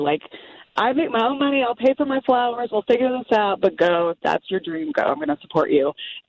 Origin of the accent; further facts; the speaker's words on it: Norman, Oklahoma, United States; born there; I was born in Norman, Oklahoma, and I went to school in Stillwater, so I've got all kinds of issues.